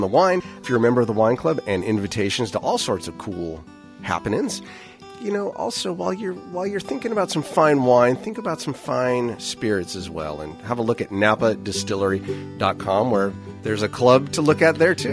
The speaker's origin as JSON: {"language": "English", "town": "Napa", "region": "California", "country": "United States", "said": "I'm from Napa"}